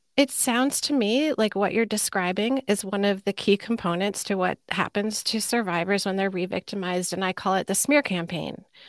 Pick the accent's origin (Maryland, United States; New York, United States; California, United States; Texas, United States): New York, United States; Sleepy Hollow; I grew up in Sleepy Hollow, New York, at the time, it was called North Tarrytown, a suburb of New York City